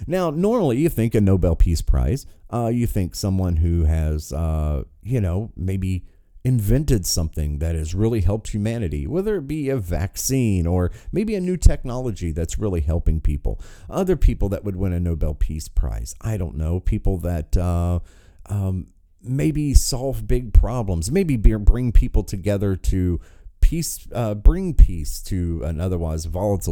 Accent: United States; Born and raised in America

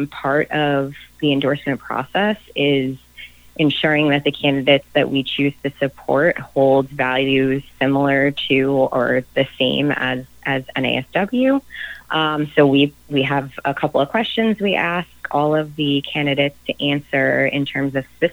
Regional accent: Nassau County, New York, United States; I'm from Nassau County

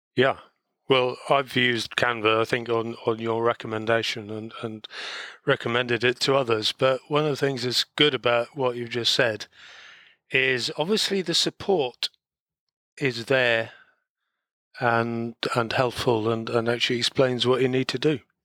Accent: Wales, United Kingdom; being Welsh

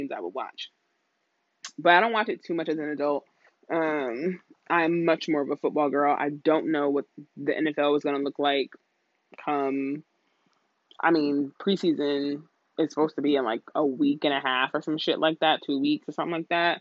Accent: New York, United States; I had the New York Knicks because I was from New York

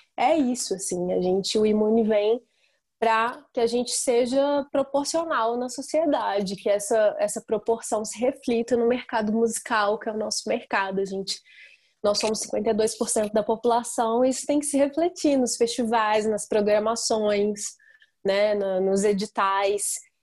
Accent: Tabira, Pernambuco, Brazil; now in Belo Horizonte, Brazil; Eu sou de Tabira, é, interior, e vim para BH já faz 13 anos.

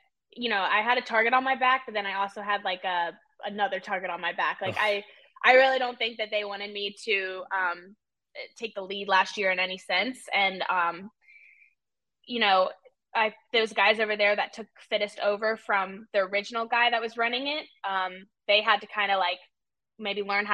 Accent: United States; also born or lived in South Africa; now in Charlotte, United States; I like grew up in America

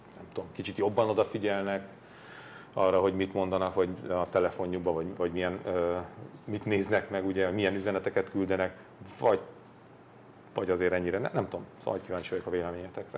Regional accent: Hungary; Milyen rohadt büszkék voltunk arra rendszerváltáskor, hogy, hogy magyarok vagyunk.

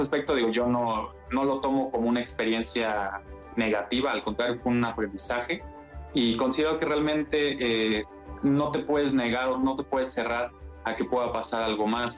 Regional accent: San Luis Potosí, Mexico; soy de San Luis Potosí

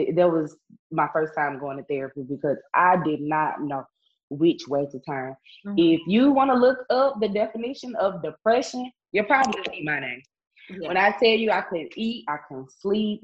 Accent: Itta Bena, Mississippi, United States; also born or lived in Jackson, Mississippi; I had to move back home to my hometown, Itabena

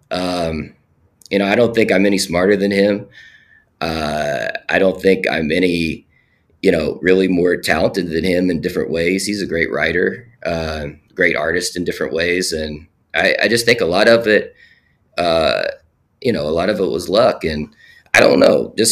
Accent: Alum Creek, West Virginia, United States; set in my hometown of Alum Creek, West Virginia.

